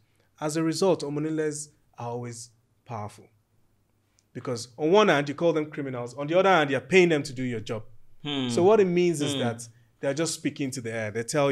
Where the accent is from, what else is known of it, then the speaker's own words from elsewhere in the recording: Ijebu Ode, Ogun State, Nigeria; So I'm from Ejebu Ode and I'm from one of the four royal families who actually ascend to the throne to become the Awujale.